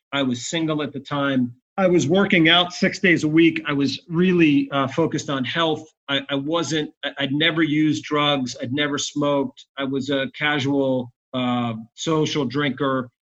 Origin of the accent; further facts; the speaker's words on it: Bayonne, New Jersey, United States; moved away as an adult; now in Atlanta, United States; I was born in New Jersey